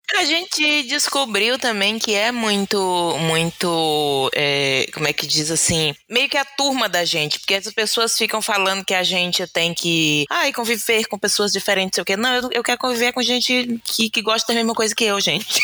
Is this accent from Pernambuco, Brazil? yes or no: no; Pará, Brazil; moved away as an adult; also born or lived in Maranhão; now in Porto Alegre, Brazil; eu fui com dois meses de vida para o Pará, de modo que me considero paraense